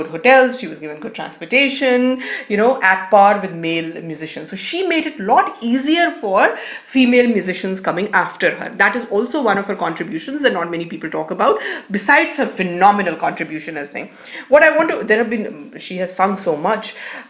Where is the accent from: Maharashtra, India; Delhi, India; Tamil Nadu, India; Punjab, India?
Delhi, India; because I come from Delhi